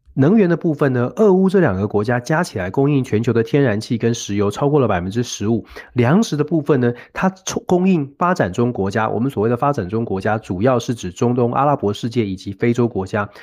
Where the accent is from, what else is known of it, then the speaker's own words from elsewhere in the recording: Taiwan; moved away; 作为台湾人